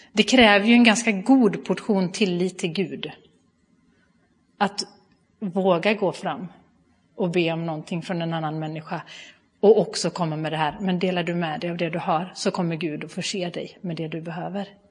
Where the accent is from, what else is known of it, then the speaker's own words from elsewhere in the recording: Bua, Halland County, Sweden; accent: Halland diphthongs; now in Gothenburg area, Sweden; Jag kommer ifrån Halland ursprungligen, så hör ni några halländska diftonger så är det helt i sin ordning. Ehm, jag är uppvuxen i eh, Pingstkyrkan i Bua